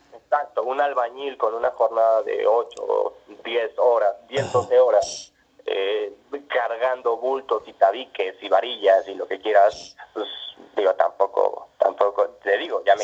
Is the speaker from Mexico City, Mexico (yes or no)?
yes; Mexico City, Mexico; mi infancia la hice pues, prácticamente en el sur de la ciudad